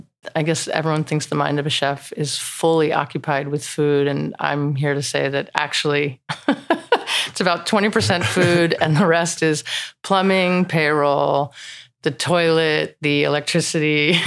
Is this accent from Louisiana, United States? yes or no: no; New Jersey, United States; I'm from New Jersey. We grew up with the most incredible red beefsteak.